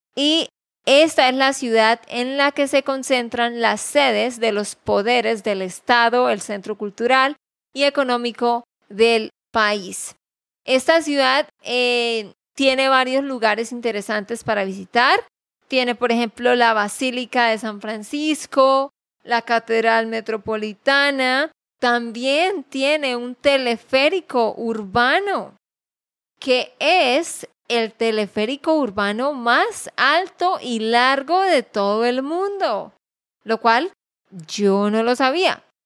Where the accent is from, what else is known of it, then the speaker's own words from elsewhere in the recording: Santander, Colombia; de Santander, Colombia.